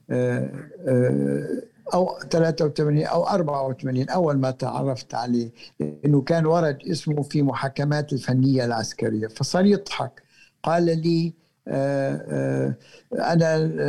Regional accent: Palestine; باعتباري فلسطيني وهو فلسطيني أصله

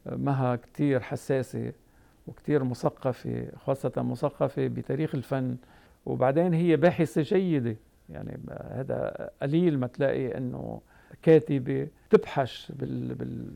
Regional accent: Tripoli, North Governorate, Lebanon; أنا نشأت آه، بطرابلس والدي كان عنده محل

